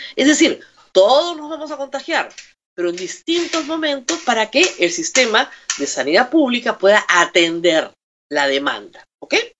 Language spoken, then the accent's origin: Spanish; Peru; los derechos de todos los peruanos